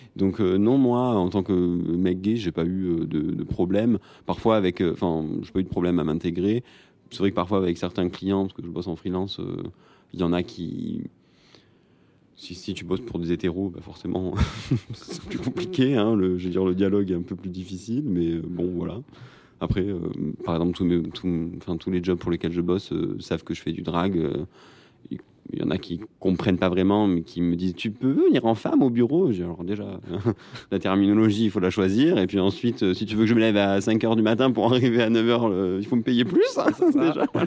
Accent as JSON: {"language": "French", "town": "Marseille", "region": "Provence-Alpes-Côte d'Azur", "country": "France", "said": "je viens de Marseille"}